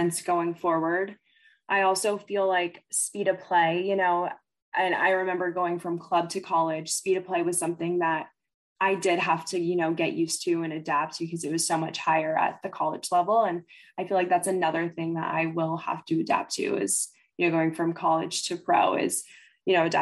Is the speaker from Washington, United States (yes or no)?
yes; Kent, Washington, United States; also born or lived in Seattle; I grew up in the Kent area